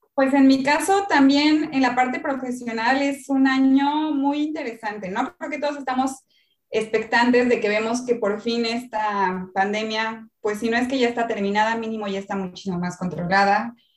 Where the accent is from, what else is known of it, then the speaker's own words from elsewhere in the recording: Mexico; moved away as an adult; now in Chile; yo soy mexicana, estoy en Chile, llegué en marzo del año pasado